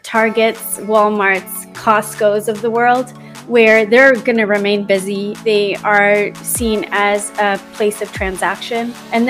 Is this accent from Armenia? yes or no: no; United Kingdom; also born or lived in London / Toronto / Vancouver / Congo; Yes. Well, because I'm British, I usually would cheer for England.